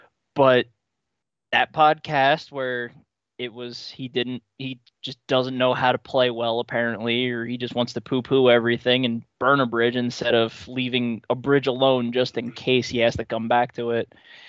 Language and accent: English; New Jersey, United States; when I was growing up in New Jersey